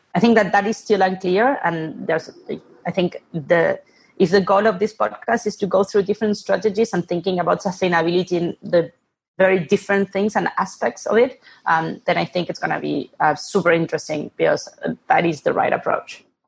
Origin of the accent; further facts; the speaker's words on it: Buenos Aires, Argentina; moved away; I'm originally from Argentina, born and raised in Buenos Aires